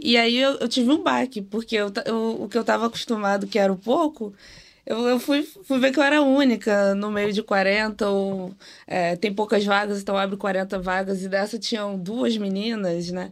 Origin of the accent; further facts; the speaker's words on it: Rio de Janeiro, Brazil; tenho 25 anos, sou aqui do Rio de Janeiro